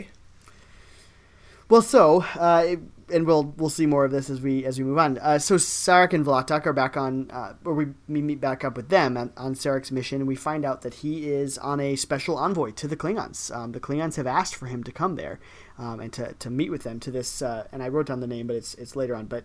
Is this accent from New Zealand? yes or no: no; Ohio, United States; I was you know from Ohio before. We don't nobody talks about Ohio